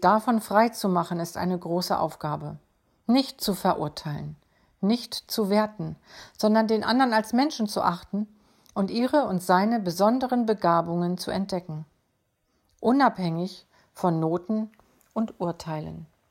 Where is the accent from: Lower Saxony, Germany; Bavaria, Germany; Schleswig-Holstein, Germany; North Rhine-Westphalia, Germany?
Schleswig-Holstein, Germany; Bei uns in Schleswig-Holstein